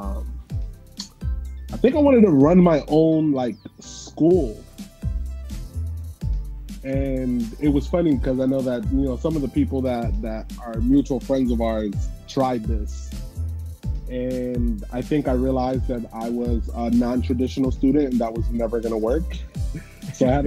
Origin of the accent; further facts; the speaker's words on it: New Jersey, United States; now in Baltimore County, United States; growing up in South Jersey